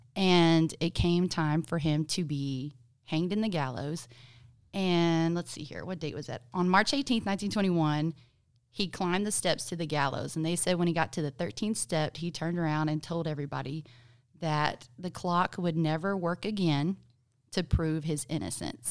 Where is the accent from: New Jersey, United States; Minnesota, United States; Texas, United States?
Texas, United States; Gonzales; growing up in Gonzales